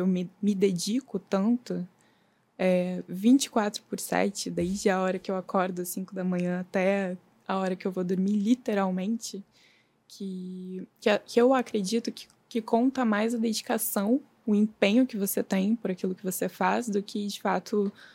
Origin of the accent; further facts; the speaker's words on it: Novo Hamburgo, Rio Grande do Sul, Brazil; moved away as an adult; now in Rio de Janeiro, Brazil; eu sou gaúcha, eu nasci em Novo Hamburgo